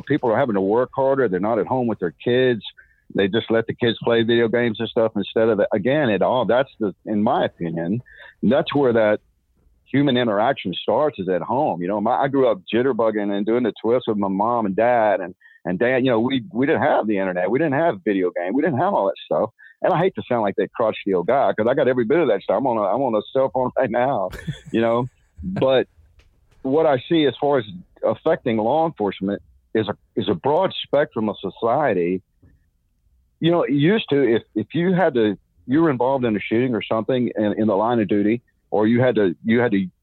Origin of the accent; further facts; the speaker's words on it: Texas, United States; I'm from Texas